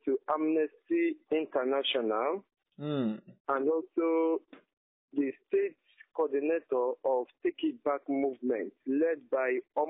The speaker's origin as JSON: {"language": "English", "area": "Obinkita", "region": "Abia", "country": "Nigeria", "said": "I hail from Obinkita. Obinkita is in Awotuku Asian Kingdom. Awotuku Asian Kingdom is in Abia State."}